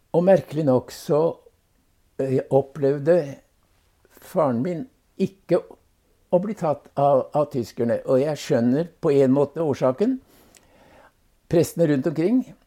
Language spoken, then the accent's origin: Norwegian; Bamble, Telemark, Norway; also born or lived in Hellesylt, Sunnmøre / Madagascar; Så ble han sogneprest i Bamble i Telemark. Ja. Og det var egentlig der jeg hadde den vesentlige delen av oppveksten